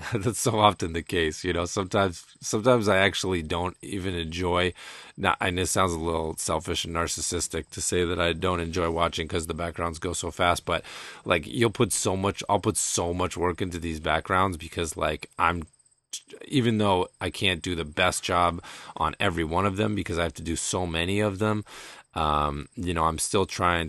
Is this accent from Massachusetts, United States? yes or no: yes; Shutesbury, Massachusetts, United States; I grew up in Shutesbury, Massachusetts, uh, which is very rural